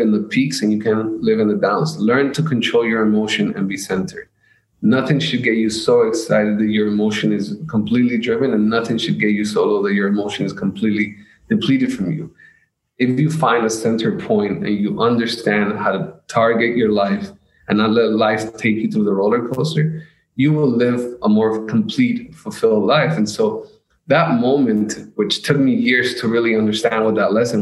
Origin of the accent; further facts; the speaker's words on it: United States; also born or lived in Colombia; I'm from America